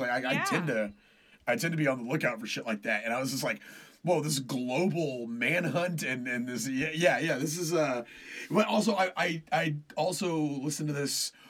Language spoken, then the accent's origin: English; Killeen, Texas, United States; now in Austin, United States; my hometown, back home in Killeen